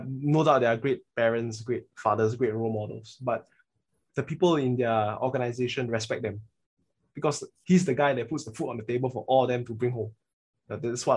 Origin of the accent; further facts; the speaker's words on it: Singapore; we are Singaporean males